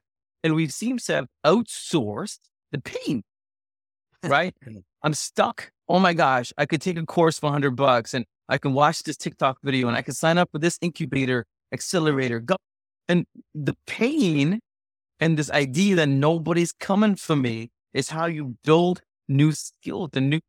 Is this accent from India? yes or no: yes; India; also born or lived in Singapore; because of the way I grew up in India and Singapore